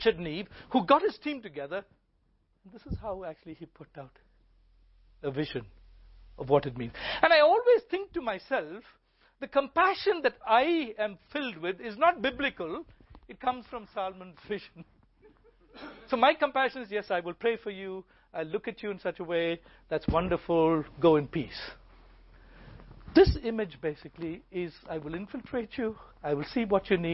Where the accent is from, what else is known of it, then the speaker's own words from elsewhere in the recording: India; I grew up in India. I grew up with this.